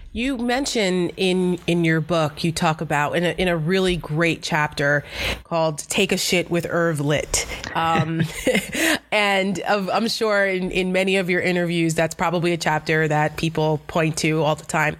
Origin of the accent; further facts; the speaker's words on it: Paramus, New Jersey, United States; I am from Bergen County. I grew up in Paramus